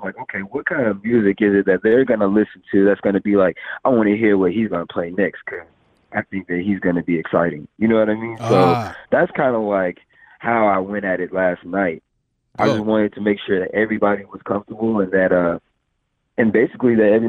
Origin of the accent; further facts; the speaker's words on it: Fort Worth, Texas, United States; also born or lived in Amarillo, Texas; now in Dallas, United States; And then came to Fort Worth, Texas when I was like 5, and then moved to Dallas about 4 or 5 years ago. So I'm a Texas boy, man.